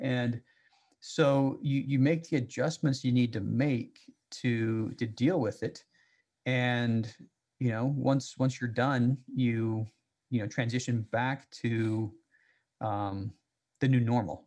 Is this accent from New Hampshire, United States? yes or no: no; Salt Lake City, Utah, United States; I grew up in Salt Lake City